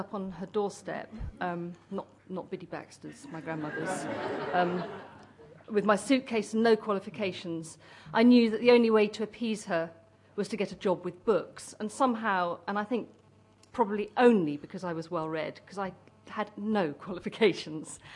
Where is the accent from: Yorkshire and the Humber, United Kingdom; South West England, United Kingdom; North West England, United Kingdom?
South West England, United Kingdom; Cornwall; I grew up in Cornwall